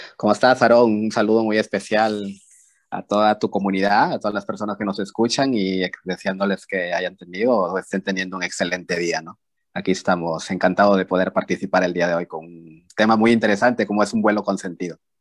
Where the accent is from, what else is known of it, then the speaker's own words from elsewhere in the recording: Peru; yo soy de Perú